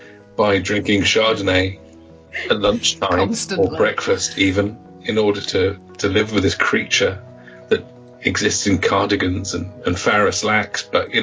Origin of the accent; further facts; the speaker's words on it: England, United Kingdom; I'm English.